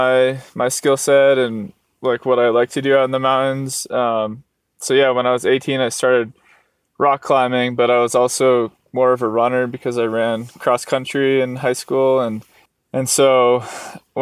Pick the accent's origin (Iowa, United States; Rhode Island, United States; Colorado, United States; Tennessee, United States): Rhode Island, United States; moved away as an adult; also born or lived in Arizona; I was born in Rhode Island, where there aren't any mountains